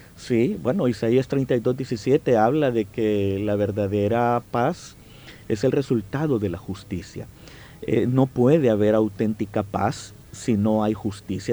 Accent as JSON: {"language": "Spanish", "country": "El Salvador", "said": "somos un pueblo, somos hermanos, somos salvadoreños"}